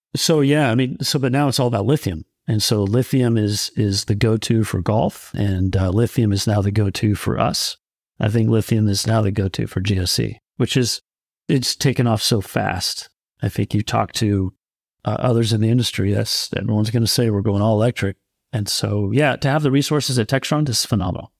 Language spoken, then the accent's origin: English; California, United States; I grew up in California